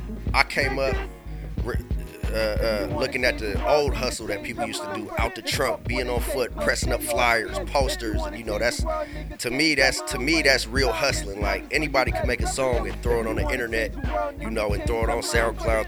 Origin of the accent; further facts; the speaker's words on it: Marin, California, United States; I'm coming from right across that bridge, though. I'm from Marin.